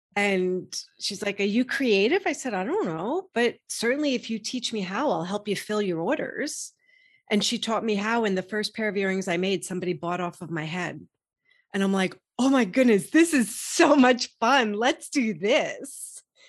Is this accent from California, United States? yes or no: no; New York, United States; I grew up in New York, I was working in Manhattan